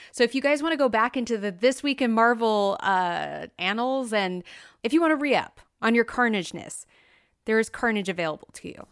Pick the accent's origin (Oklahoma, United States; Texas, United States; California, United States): California, United States; moved away; I'm originally from California, when they opened the Indiana Jones ride when I was but a wee babe